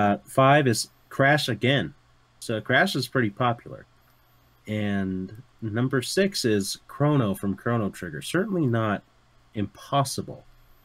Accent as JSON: {"language": "English", "country": "Canada", "accent": "Canadian", "said": "It's Canadian."}